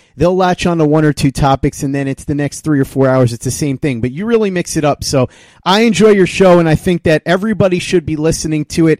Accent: New York, United States; I'm a New Yorker

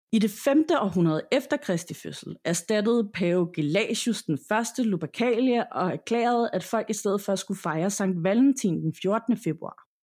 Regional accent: Denmark

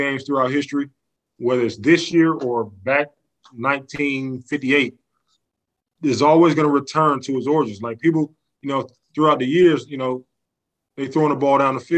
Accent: Montgomery, Alabama, United States; moved away as an adult; now in Atlanta, United States; Alabama State, I'm from Montgomery, Alabama

